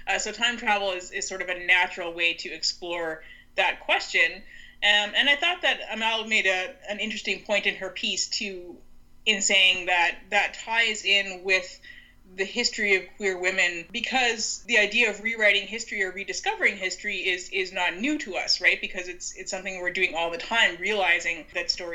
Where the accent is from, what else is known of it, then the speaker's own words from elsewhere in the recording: Canada; I am Canadian.